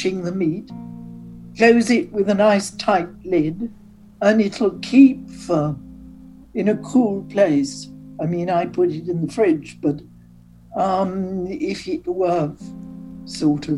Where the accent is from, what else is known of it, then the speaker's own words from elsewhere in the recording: Newcastle upon Tyne, North East England, United Kingdom; moved away as an adult; also born or lived in Paris, France / United States; I was born in Newcastle